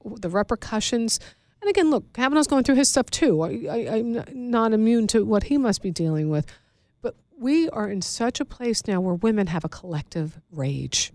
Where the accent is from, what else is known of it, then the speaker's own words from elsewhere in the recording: New York, United States; I'm from New York